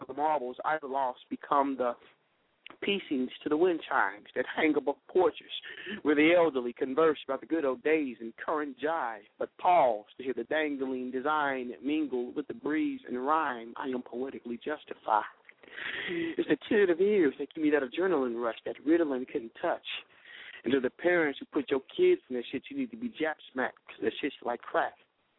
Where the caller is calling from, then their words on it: Indianapolis, Indiana, United States; I'm calling from Indianapolis, Indiana.